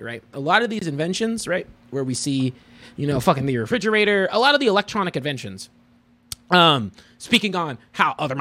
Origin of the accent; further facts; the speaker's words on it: United States; I've been born and raised here